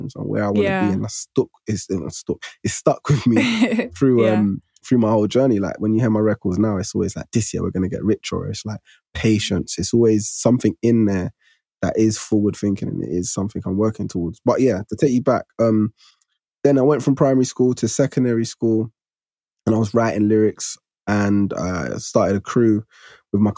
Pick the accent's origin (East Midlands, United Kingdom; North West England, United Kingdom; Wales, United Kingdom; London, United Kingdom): London, United Kingdom; growing up where I grew up in Broccoli at the time, it was deemed as the hood at that time